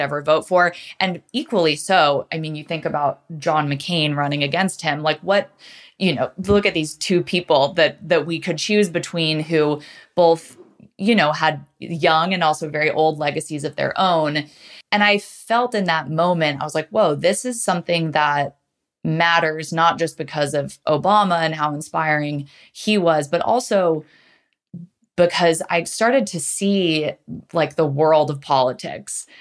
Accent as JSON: {"language": "English", "town": "New Canaan", "region": "Connecticut", "country": "United States", "tie": "born or raised there", "said": "I grew up in Connecticut, um, in a suburb called New Canaan, which is about forty-five minutes outside New York City"}